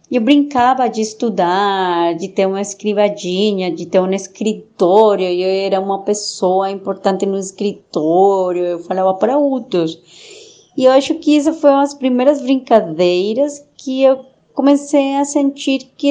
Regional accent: Bogotá, Colombia; born there; Portuguese is a second language; Eu nasci em Bogotá, a cidade capital da Colômbia, mas meu pai eh, ele foi da polícia e a gente teve que morar em muitos outros lugares pelo seu trabalho.

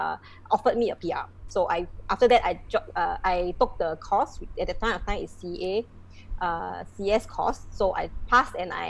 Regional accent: Malaysia; moved away as an adult; also born or lived in Ipoh; now in Singapore; I'm from Malaysia. Right now, I'm already a Singapore citizen

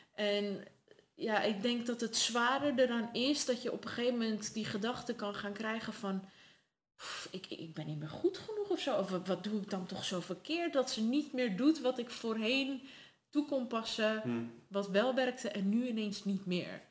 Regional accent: Netherlands; also born or lived in Sardinia, Italy; daarna verhuisd naar Nederland

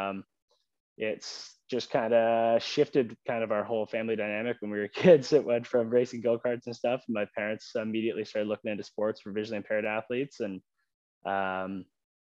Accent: Sault Ste. Marie, Ontario, Canada; I grew up in Sault Ste. Marie, Ontario, or just north of Sault Ste. Marie in like a little community called Goulet River

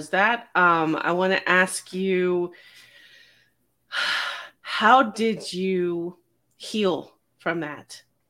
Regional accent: Simi Valley, California, United States; I grew up in a small town. It was a small town back then, Simi Valley, California.

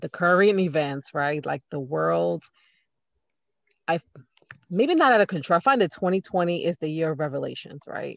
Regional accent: New York, United States; I'm from New York

